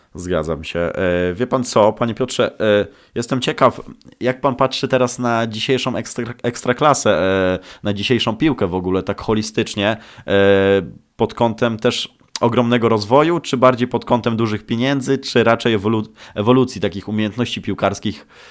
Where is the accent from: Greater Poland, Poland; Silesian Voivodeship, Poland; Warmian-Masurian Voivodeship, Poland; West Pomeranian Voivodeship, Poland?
West Pomeranian Voivodeship, Poland; Szczecin; Ja pochodzę ze Szczecina